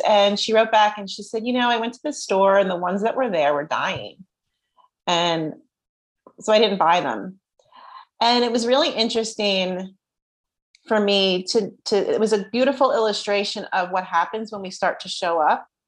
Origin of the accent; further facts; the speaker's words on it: New Jersey, United States; I'm from Jersey.